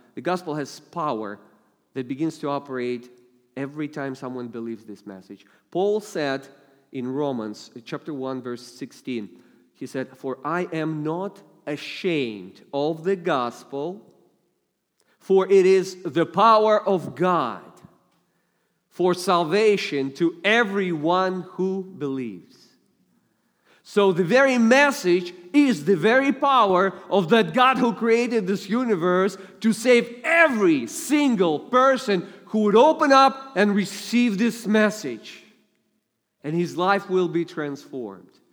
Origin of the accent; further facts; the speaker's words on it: Russia; accent: heavy Russian; English is a second language; I only use my heavy Russian accent in dangerous situations